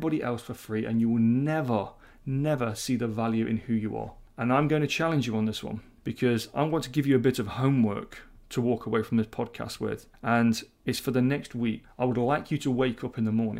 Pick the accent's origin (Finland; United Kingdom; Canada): United Kingdom; being very British